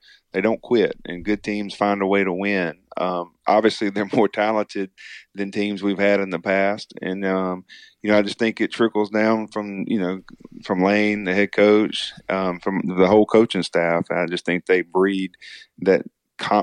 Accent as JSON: {"language": "English", "town": "Magee", "region": "Mississippi", "country": "United States", "tie": "born or raised there", "said": "growing up in McGee, Mississippi, especially, you know, it's just a small, tight-knit community"}